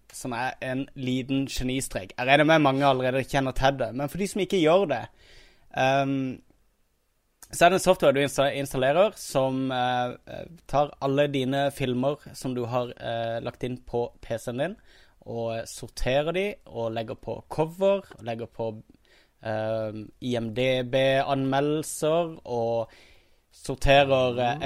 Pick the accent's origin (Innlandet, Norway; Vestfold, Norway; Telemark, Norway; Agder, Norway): Agder, Norway; Kristiansand; accent: Kristiansand dialect; now in Oslo, Norway; når jeg var i Kristiansand nå, når jeg var hjemme